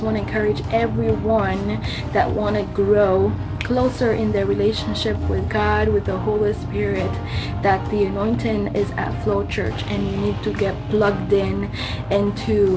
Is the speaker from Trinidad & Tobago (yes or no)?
no; Madagascar; now in Sioux Falls, United States; I'm from Madagascar, and I currently live in Sioux Falls, South Dakota, in the U.S.